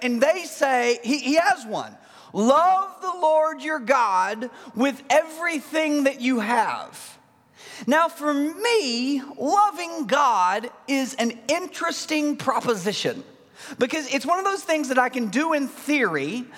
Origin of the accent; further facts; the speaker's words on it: Mineral Springs, Arkansas, United States; I am from Mineral Springs, Arkansas